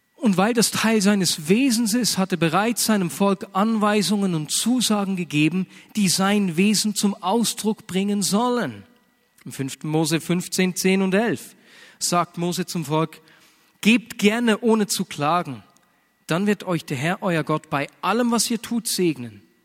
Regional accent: Switzerland; bei uns in der Schweiz

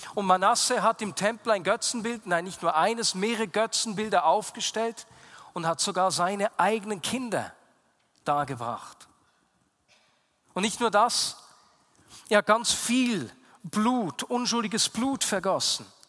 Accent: Switzerland; also born or lived in Bern; bei uns in der Schweiz

